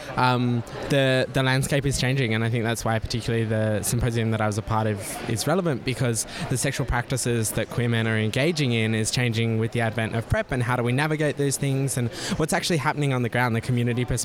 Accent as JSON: {"language": "English", "town": "Adelaide", "region": "South Australia", "country": "Australia", "moved": "yes", "lives_now": "Canberra, Australia", "said": "I'm from Adelaide originally, live in Canberra these days"}